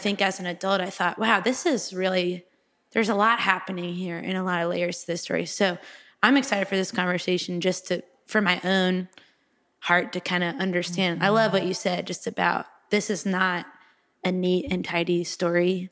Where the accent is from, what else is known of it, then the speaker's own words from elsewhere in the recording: Texas, United States; also born or lived in Raleigh, North Carolina; now in Nashville, United States; originally from Texas, that's where I grew up